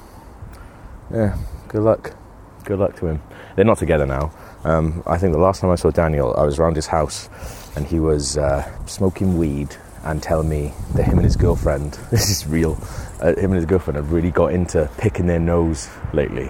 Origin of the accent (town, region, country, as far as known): Wales, United Kingdom; born or raised there; moved away